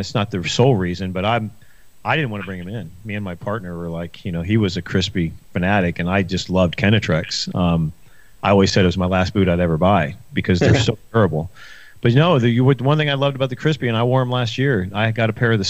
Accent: Ohio, United States; moved away as an adult; I'm a Midwesterner, believe it or not, I'm from Ohio

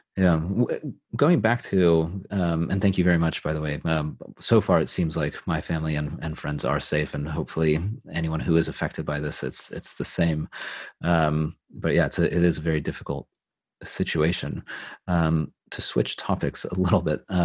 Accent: California, United States; also born or lived in Los Angeles / San Francisco Bay Area; now in United Kingdom; I'm from California. I've lived both in Los Angeles and uh, the Bay Area near San Francisco

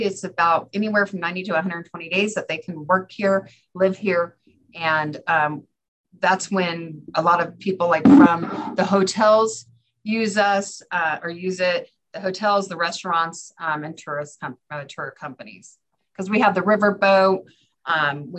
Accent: California, United States; moved away as an adult; now in Fairbanks, United States; I was from California where you have palm trees or big redwoods

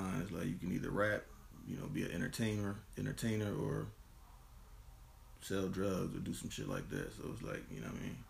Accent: Camden, New Jersey, United States; coming from Camden, I was born in Camden, definitely a Camden dude to the core.

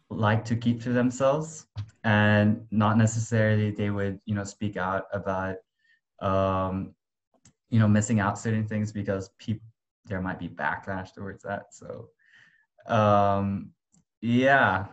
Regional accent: Dubai, United Arab Emirates; also born or lived in Malaysia; I was born in Malaysia, but I basically stayed in Dubai my whole life

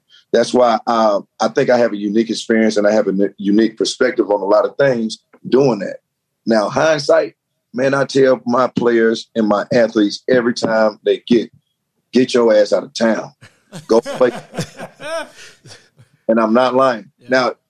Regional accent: Atlanta, Georgia, United States; me being in Atlanta, being in my hometown

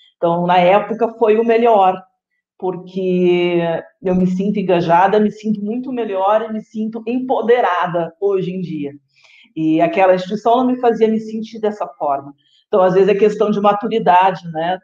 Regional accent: Rio Grande do Sul, Brazil; moved away as an adult; now in Guarapuava, Brazil; eu sou do Rio Grande do Sul, sou gaúcha

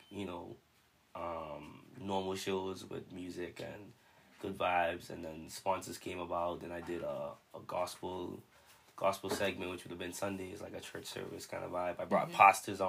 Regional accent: Bahamas; I'm from the Bahamas.

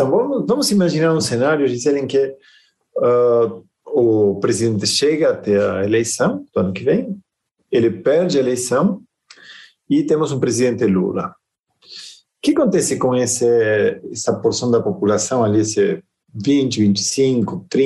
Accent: Argentina; born there; Portuguese is a second language; apesar de que meu sotaque não permite perceber, eu, eu nasci na Argentina, né?

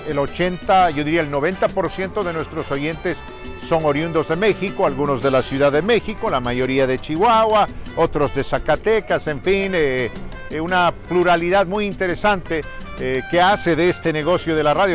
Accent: Bolivia; also born or lived in Denver, Colorado; now in Colorado, United States; Yo nací acá, eh, pero me crié en la República de Bolivia

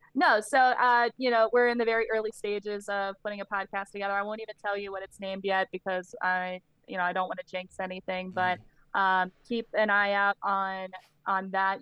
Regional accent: Shippensburg, Pennsylvania, United States; I grew up in Shippensburg, Pennsylvania

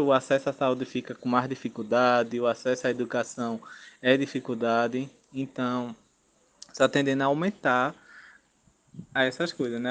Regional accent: Engenho Rochedo, Zona da Mata Sul, Pernambuco, Brazil; eu sou do Engenho Rochedo, zona da Mata Sul de Pernambuco

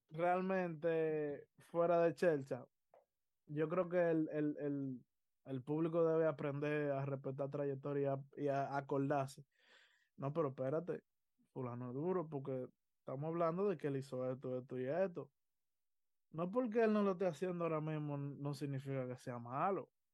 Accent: Dominican Republic; nosotros dominicanos, yo me tengo que incluir porque somos dominicanos

